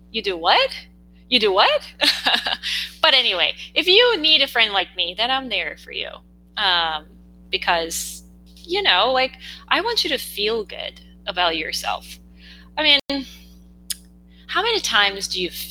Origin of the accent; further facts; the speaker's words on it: South Korea; English is a second language; English is not my first language